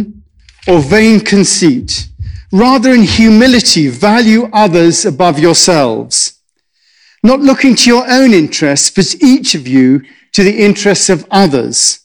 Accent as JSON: {"language": "English", "region": "England", "country": "United Kingdom", "said": "I'm English"}